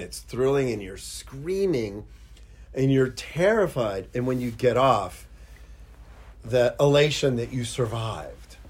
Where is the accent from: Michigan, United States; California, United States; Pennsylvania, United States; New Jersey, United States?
Pennsylvania, United States; Pittsburgh; I grew up in Pittsburgh.